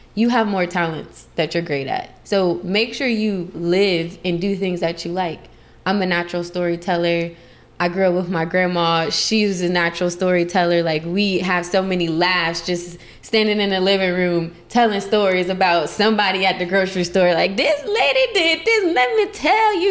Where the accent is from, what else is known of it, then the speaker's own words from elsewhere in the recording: Columbus, Ohio, United States; moved away as an adult; also born or lived in Las Vegas, Nevada; now in California, United States; I'm originally from Columbus, Ohio